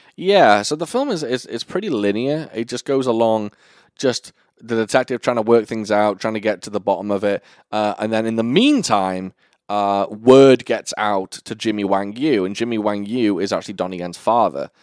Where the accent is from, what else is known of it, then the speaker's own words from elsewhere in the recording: United Kingdom; I'm British